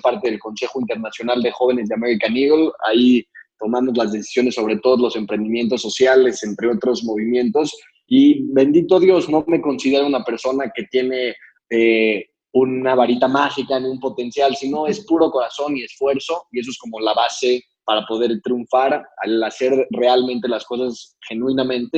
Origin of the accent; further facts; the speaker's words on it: Mexico City, Mexico; nací en la Ciudad de México